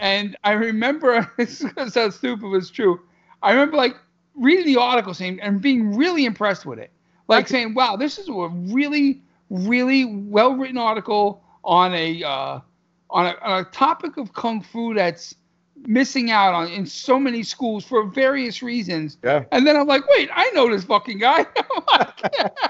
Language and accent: English; New York City, New York, United States; I'm from Brooklyn